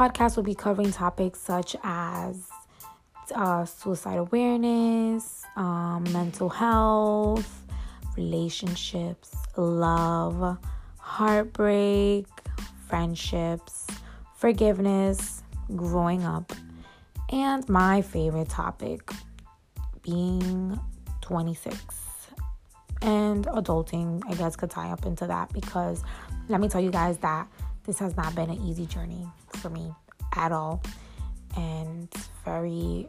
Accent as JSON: {"language": "English", "town": "New York City", "region": "New York", "country": "United States", "tie": "born or raised there", "moved": "yes", "lives_now": "upstate New York, United States", "said": "I am born and raised in Bronx, New York, but I live upstate"}